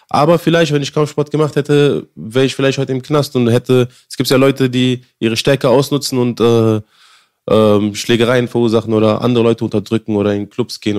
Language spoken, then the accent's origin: German; Afghanistan; born there; also born or lived in India; Nein. Ich, nein, ich bin in Afghanistan geboren.